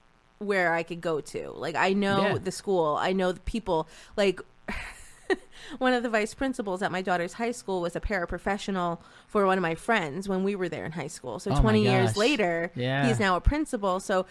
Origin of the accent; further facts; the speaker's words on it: southeastern Connecticut, United States; But I think this area, having grown up here, I didn't realize how beautiful and what a valuable area this was until I left this area. And then I came back and I was like, yeah, I like where I'm from.